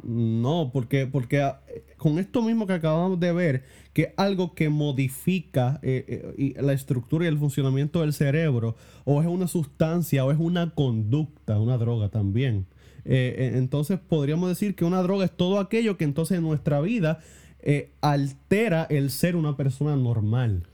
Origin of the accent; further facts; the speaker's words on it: Puerto Rico; realmente esa fue la primera vez que yo salí de Puerto Rico